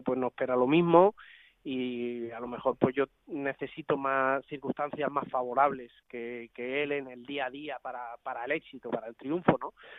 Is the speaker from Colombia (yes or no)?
no; Madrid, Community of Madrid, Spain; Soy de Madrid